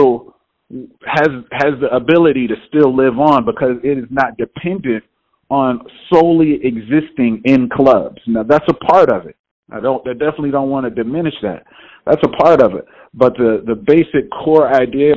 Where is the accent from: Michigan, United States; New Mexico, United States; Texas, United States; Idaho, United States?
Texas, United States; Houston; moved away; I'm originally from Houston, Texas